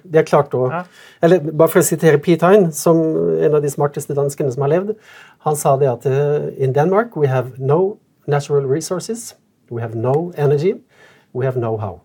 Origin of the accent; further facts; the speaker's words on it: Sunnmøre, Møre og Romsdal, Norway; jeg kommer fra Sunnmørk